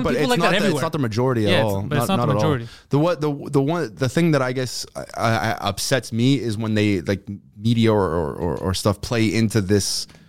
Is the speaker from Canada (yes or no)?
yes; Montreal, Quebec, Canada; And when they find out we're from Montreal or you're from Montreal, they almost treat you like a god because you're from the city of Montreal